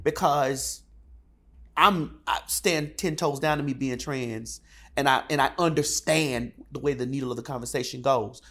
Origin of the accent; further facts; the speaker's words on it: Miami, Florida, United States; I'm from Miami, Florida